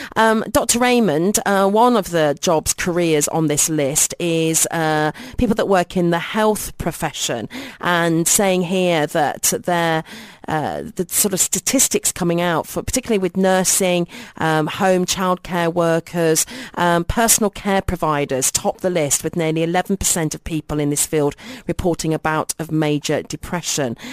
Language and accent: English; United Kingdom; now in United Arab Emirates; if I was back in my home country in the U K